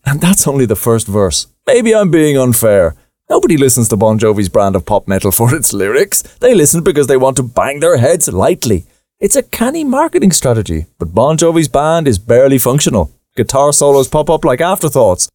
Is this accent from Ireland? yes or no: yes; Ireland; us growing up in Ireland